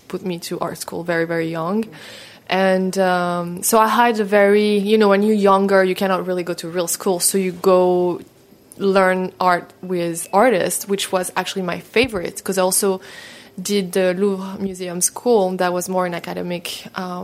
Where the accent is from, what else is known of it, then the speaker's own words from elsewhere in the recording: Paris, Île-de-France, France; So I grew up in Paris, really like the real purebred Parisian.